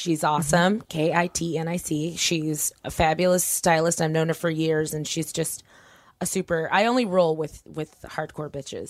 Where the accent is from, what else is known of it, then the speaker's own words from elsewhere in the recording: Torrance, California, United States; I'm from Torrance.